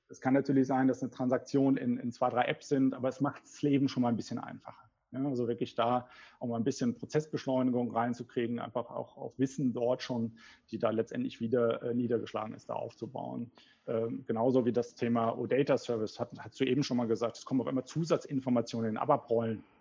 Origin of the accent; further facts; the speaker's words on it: Cologne, North Rhine-Westphalia, Germany; ich bin Kölner.